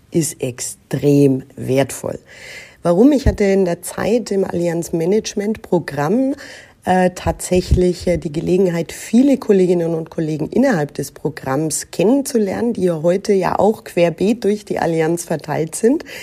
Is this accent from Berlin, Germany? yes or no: no; Nuremberg, Bavaria, Germany; Ich bin aber hier im Frankenland in Nürnberg geboren, aufgewachsen, zur Schule gegangen, habe hier auch größtenteils studiert